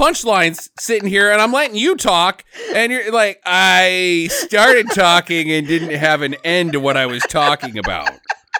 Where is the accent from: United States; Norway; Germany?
Norway; I'm from Norway, and I don't really have a Norwegian. It's just the Swedish.